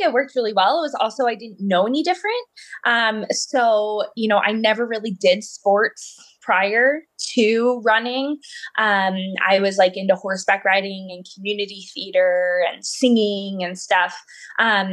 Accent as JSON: {"language": "English", "region": "Pennsylvania", "country": "United States", "tie": "born or raised there", "also_born_or_lived": "Boulder, Colorado", "said": "I was actually conceived in Boulder, Colorado, but then I was born in Pennsylvania"}